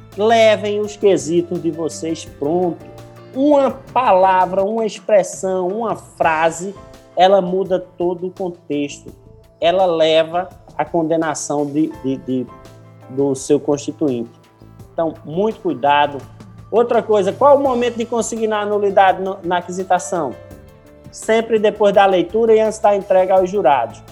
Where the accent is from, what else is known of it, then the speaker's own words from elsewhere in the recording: Recife, Pernambuco, Brazil; eu sou recifense